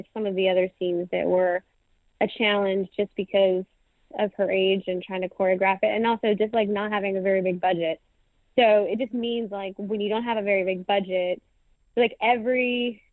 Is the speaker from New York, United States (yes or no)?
no; North Carolina, United States; I'm from North Carolina